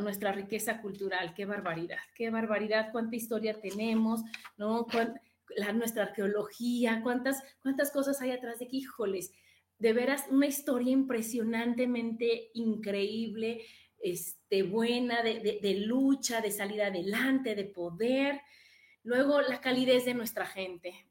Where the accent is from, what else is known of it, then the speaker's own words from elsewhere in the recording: Mexico; soy mexicana del primero de enero al 31 de diciembre, todos los días, todo el tiempo